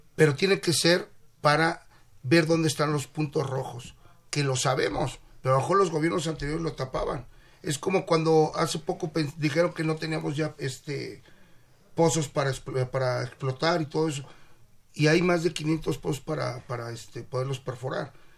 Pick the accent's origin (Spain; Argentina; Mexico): Mexico